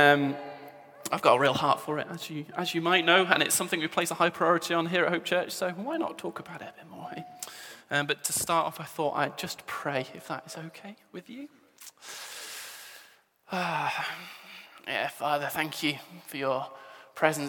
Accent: England, United Kingdom; moved away as an adult; now in Scotland, United Kingdom; You can probably tell from the accent, I'm an Englishman.

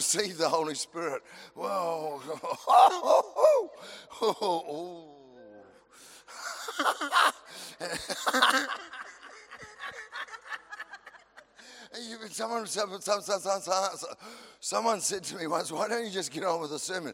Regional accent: New Zealand

